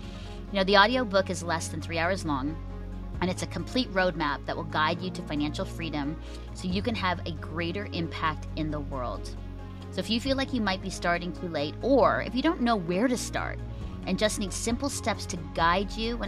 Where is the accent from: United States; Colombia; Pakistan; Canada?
Canada; Burlington, Ontario; I'm here in my hometown of Burlington, Ontario, hanging out downtown in our village square.